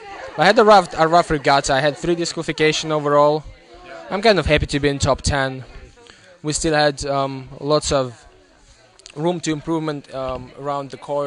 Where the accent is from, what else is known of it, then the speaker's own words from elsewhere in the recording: Moscow, Russia; also born or lived in St. Petersburg; I'm from Moscow and I in St. Petersburg.